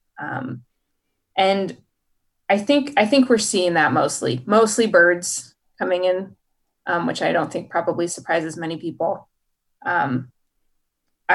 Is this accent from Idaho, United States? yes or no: yes; Idaho, United States; I grew up in Idaho, and my family is a hunting family